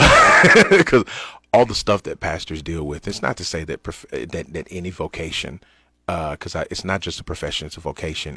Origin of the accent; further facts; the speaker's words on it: United States; as American Christians